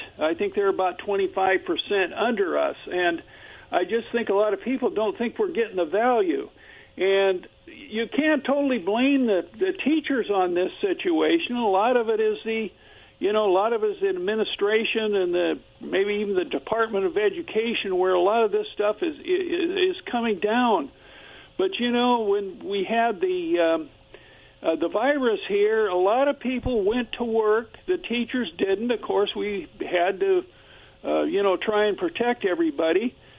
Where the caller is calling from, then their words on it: Kennewick, Washington, United States; Yeah, this is … from Kennewick.